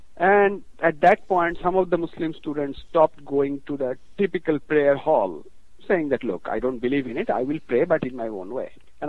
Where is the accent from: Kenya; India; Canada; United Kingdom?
India; moved away as an adult; now in United States; I'm from India, but I'll talk a lot about India, but I make a very conscious decision that I am American now. I mean, India is, I am of Indian origin, and that's it.